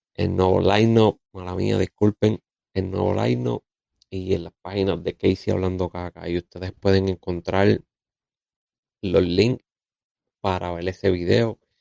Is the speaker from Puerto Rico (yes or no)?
yes; Puerto Rico